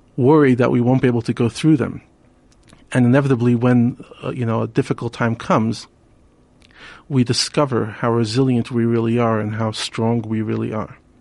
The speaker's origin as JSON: {"language": "English", "town": "New York City", "region": "New York", "country": "United States", "tie": "born or raised there", "moved": "yes", "lives_now": "Johannesburg, South Africa", "said": "We grew up together in Brooklyn"}